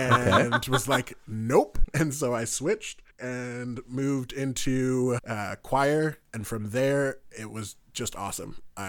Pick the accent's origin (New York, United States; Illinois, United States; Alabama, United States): New York, United States; now in Utah, United States; I'm originally from New York, and so I hail from the East Coast. So I've been out in Utah now about 7 years.